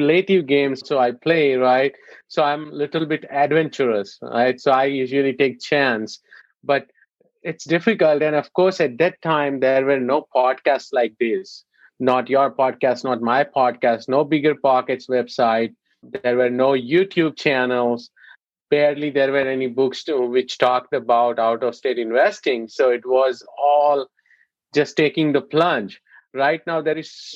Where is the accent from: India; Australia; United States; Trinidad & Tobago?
India; moved away; being an Indian